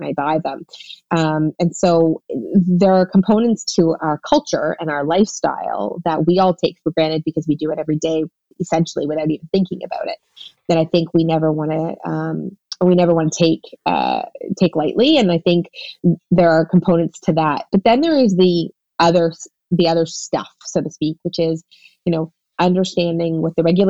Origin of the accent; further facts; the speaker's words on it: Toronto, Ontario, Canada; I was born and raised here in Toronto